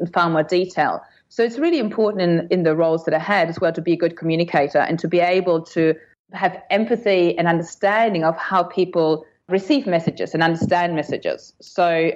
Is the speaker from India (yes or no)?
no; Germany; moved away as an adult; also born or lived in London; now in Sydney, Australia; I grew up in Germany with an Italian dad